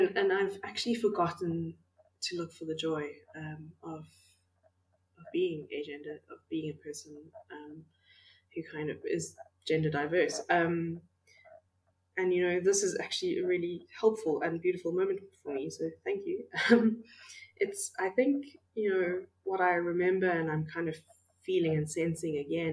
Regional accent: Makanda, Illinois, United States; moved away; I've recently moved back to my hometown of Makanda

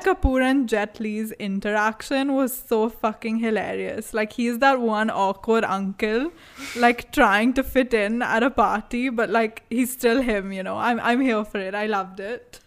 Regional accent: India; accent: Indian

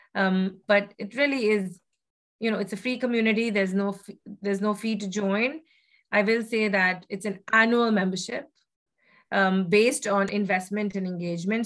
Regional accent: Kolkata, West Bengal, India; moved away as an adult; I grew up actually in Kolkata, uh, in in West Bengal, and uh, spent about the first 18 years of my life there.

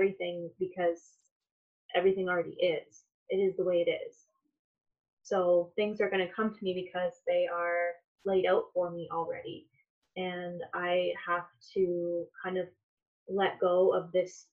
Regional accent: Toronto, Ontario, Canada; moved away as an adult; now in Kitchener, Canada; I live in Kitchener now, born and raised in Toronto, Ontario.

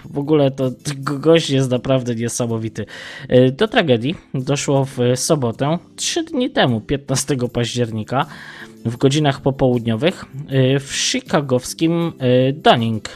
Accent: Tarnów, Lesser Poland, Poland; Ja pochodzę z Tarnowa, dokładnie z Mościc

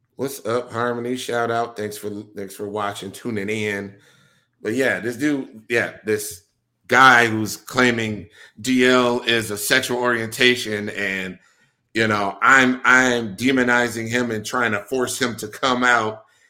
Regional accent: Milwaukee, Wisconsin, United States; moved away; I'm born and raised in Milwaukee, Wisconsin

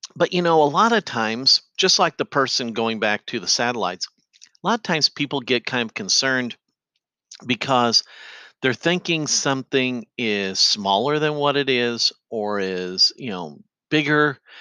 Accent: Effingham, Illinois, United States; my hometown of Effingham

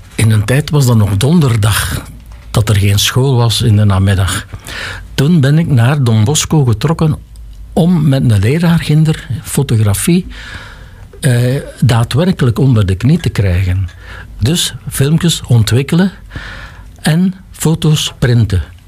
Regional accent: Lembeek, Flanders, Belgium; ik heb dan wel hier school gevolgd. Eerst zes jaar Lembeek, dan zes jaar Halle

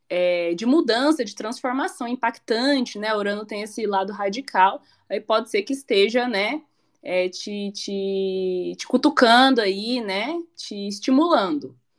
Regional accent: Goiânia, Goiás, Brazil; born there; now in Curitiba, Brazil; porque eu moro em Curitiba e eu falo assim, gente, mas eu nasci em Goiânia, eu nasci em Goiânia.

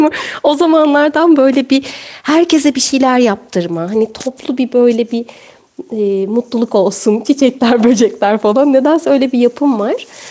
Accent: İzmir, Turkey; ilkokuldayken e, İzmir'de Ertuğrul Gazi ilk öğretimde okudum

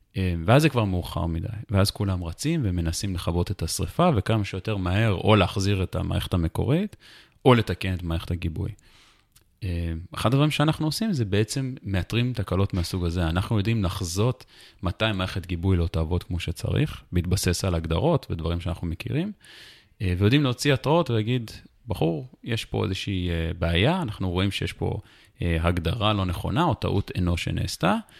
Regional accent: Jerusalem, Jerusalem District, Israel; also born or lived in United States / Anchorage, Alaska; נולדתי בירושלים, ברמת שרת

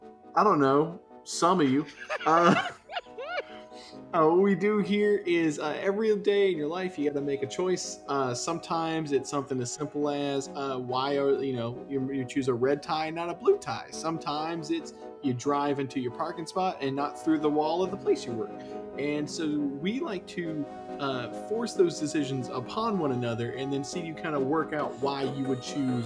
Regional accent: Canada

